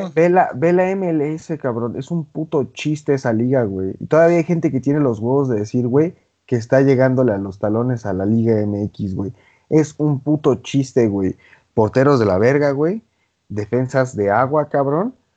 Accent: Cancún, Quintana Roo, Mexico; yo soy de Cancún

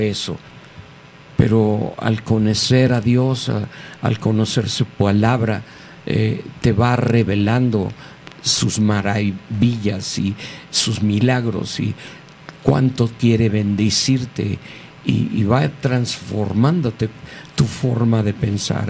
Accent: Mexico City, Mexico; soy mexicano, antes que nada. Nací aquí hace 69 años en la Ciudad de México

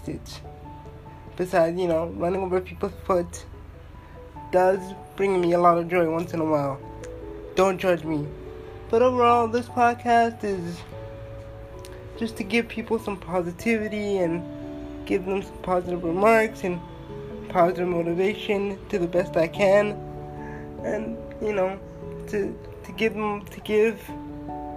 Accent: Toronto, Ontario, Canada; I'm from Toronto, Ontario, born and raised

